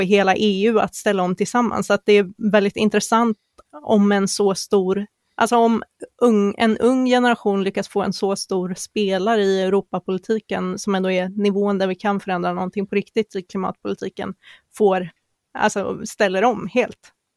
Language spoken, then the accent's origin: Swedish; Sweden; som vi svenskar kanske inte riktigt är